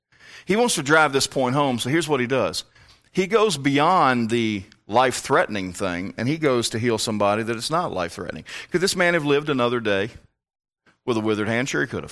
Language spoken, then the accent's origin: English; Virginia, United States; born there; It's a different type of Southern than I grew up in. Down there, they're still fighting. About what? Everything. I, being born in Northern Virginia, am a much more